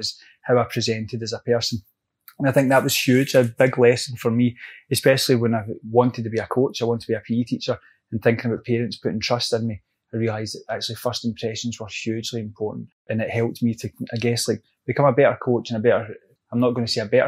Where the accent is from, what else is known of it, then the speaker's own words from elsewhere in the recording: Glasgow, Scotland, United Kingdom; also born or lived in Edgewater, Maryland; I'm a Glasgow boy, brought up in the East End of Glasgow